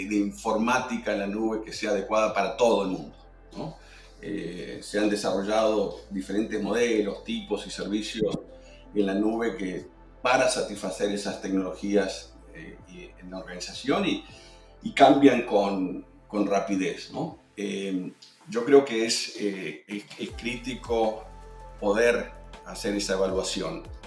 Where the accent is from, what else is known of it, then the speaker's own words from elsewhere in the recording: Argentina; soy argentino